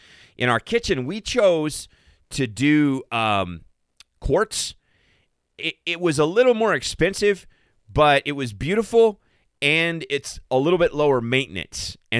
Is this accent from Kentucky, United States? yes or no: yes; Kentucky, United States; now in Colorado, United States; looking forward to being back in my home state of the Bluegrass, once a Kentuckian, always a Kentuckian.